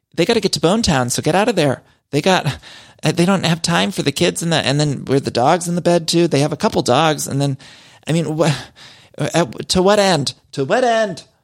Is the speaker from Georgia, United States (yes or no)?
no; Cleveland, Ohio, United States; Cleveland, which is kicking off the tour in my hometown.